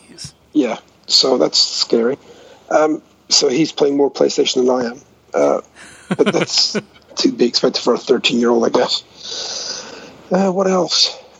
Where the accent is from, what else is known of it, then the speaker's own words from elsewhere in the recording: Scotland, United Kingdom; I'm Scottish